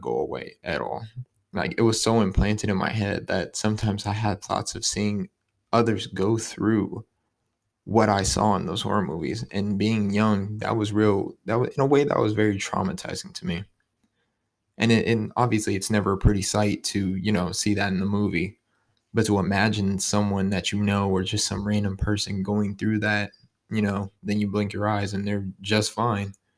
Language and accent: English; Youngstown, Ohio, United States; I'm from Youngstown, Ohio, twenty-one years old